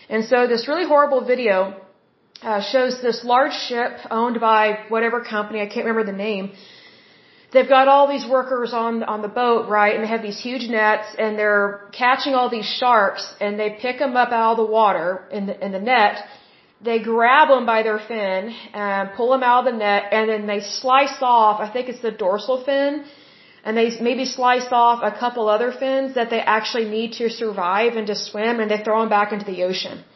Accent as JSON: {"language": "English", "region": "Oklahoma", "country": "United States", "said": "I am from Oklahoma. I'm based out of Oklahoma City at this point."}